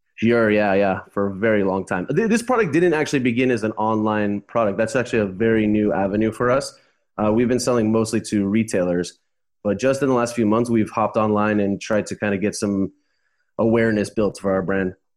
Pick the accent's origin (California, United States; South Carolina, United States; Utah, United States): California, United States; Los Angeles; moved away as an adult; also born or lived in Costa Rica / Uruguay; now in Montevideo, Uruguay; I'm from Los Angeles